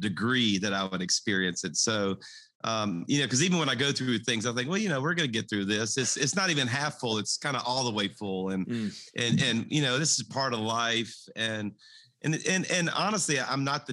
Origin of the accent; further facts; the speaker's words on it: South Louisiana, United States; I was raised in South Louisiana. I'm a Cajun